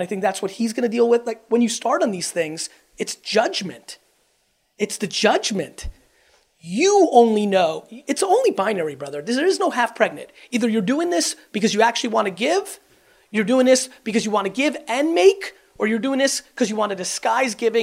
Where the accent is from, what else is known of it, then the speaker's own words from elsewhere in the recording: Russia; I was born in Russia